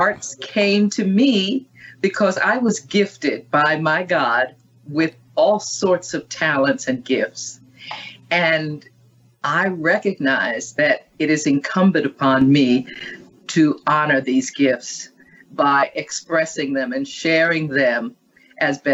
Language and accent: English; New York City, New York, United States; I was born and raised in Manhattan and grew up in what is now called the Projects